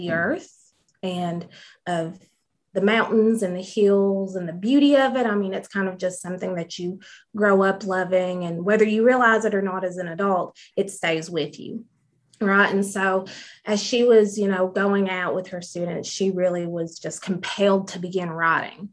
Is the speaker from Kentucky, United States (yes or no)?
yes; Jenkins, Kentucky, United States; I grew up in the hills of Southeast Kentucky. I was raised in Jenkins